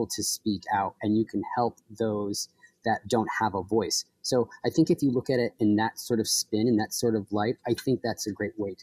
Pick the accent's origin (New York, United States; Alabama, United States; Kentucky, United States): New York, United States; Troy; moved away as an adult; also born or lived in Brooklyn, New York; I moved up to Troy. This is where I grew up when I was younger